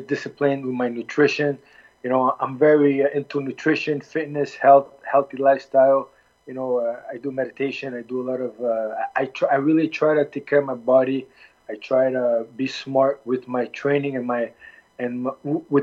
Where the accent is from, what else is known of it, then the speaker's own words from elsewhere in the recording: Halifax, Nova Scotia, Canada; also born or lived in Milwaukee, Wisconsin; I was born in Nova Scotia, Halifax. My parents came from Lebanon. I'm Lebanese-oriented. Was raised and born in Canada